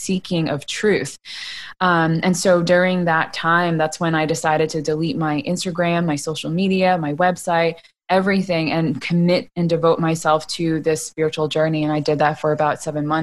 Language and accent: English; United States; I grew up in America